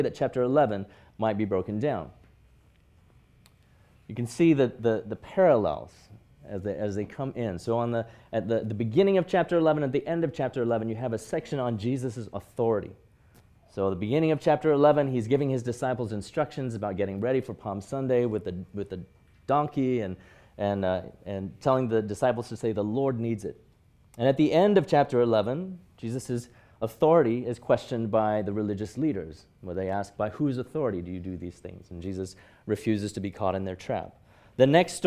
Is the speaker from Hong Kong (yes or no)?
yes; Hong Kong; moved away; growing up in Hong Kong